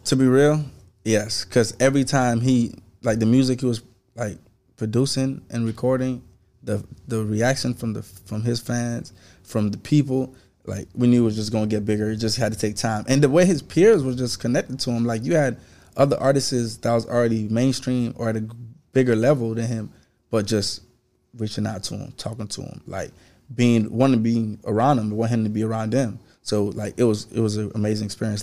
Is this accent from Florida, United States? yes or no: yes; Sunrise, Florida, United States; also born or lived in Haiti; I'm from Broward County, Florida. I'm from the same place … from, … is from, Broward County. I'm just from, Br-, um, sunrise